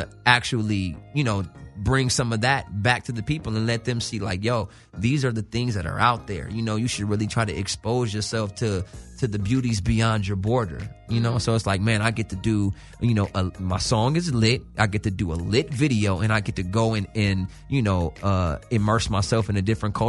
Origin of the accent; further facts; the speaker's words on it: Los Angeles, California, United States; I'm born and raised in Cali, South Central.